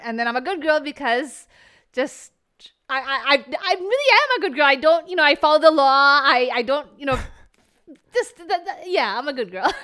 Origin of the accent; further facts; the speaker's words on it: New Jersey, United States; first language Bengali; English is a second language; I was born and raised in America, New Jersey, as we talked about, but my, my parents are from Calcutta, West Bengal.